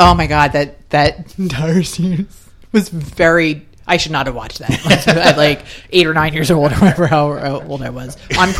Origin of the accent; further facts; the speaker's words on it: Philadelphia, Pennsylvania, United States; moved away; I'm sitting in a movie theater in Karachi, Pakistan, watching you know my hometown and Rocky on screen